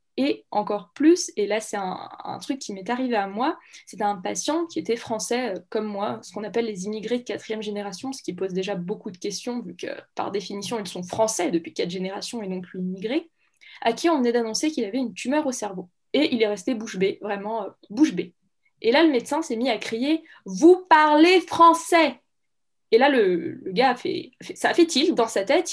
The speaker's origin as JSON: {"language": "French", "town": "Saint-Étienne", "region": "Auvergne-Rhône-Alpes", "country": "France", "said": "je viens de Saint-Étienne"}